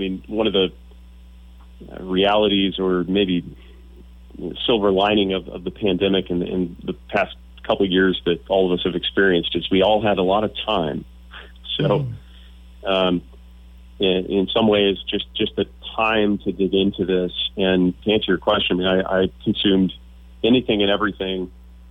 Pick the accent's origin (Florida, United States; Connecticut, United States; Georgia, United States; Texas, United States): Texas, United States; growing up in Texas, and I'm a proud Texan, I've lived in the state my whole life